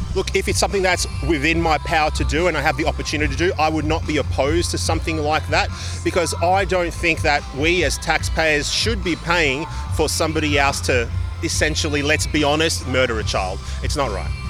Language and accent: English; Victoria, Australia; in my home state of Victoria